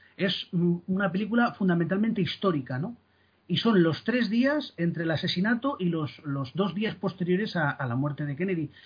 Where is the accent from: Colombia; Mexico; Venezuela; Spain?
Spain; soy español